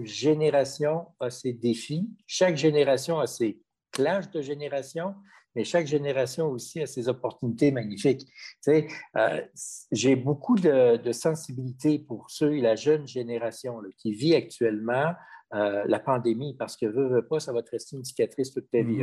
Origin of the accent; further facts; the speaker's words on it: Quebec City, Quebec, Canada; Moi, je suis un gars de Québec, je suis né à Québec